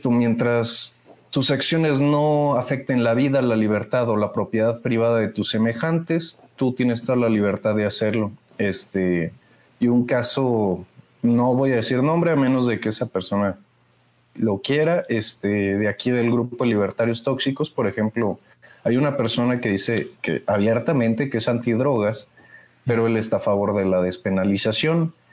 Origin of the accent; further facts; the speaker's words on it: Irapuato, Guanajuato, Mexico; no me encontraba en Irapuato, yo soy de Irapuato.